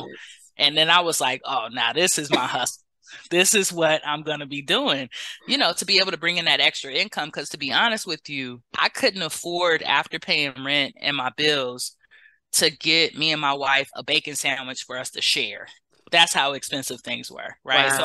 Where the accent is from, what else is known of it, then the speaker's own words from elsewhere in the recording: Los Angeles, California, United States; moved away as an adult; now in Bay Area, United States; I'm from Los Angeles, but about 8 years ago, I moved to the Bay Area for love